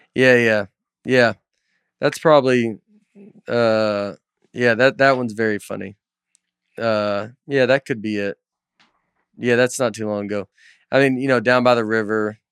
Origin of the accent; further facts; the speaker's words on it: Old Hickory, Tennessee, United States; I'm just from Old Hickory. I'm just, like, from here